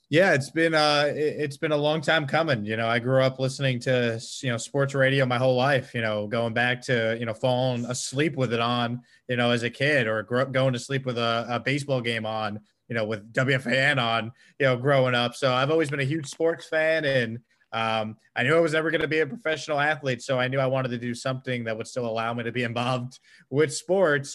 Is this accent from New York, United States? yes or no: yes; Long Island, New York, United States; now in Houston, United States; I grew up on Long Island, uh, South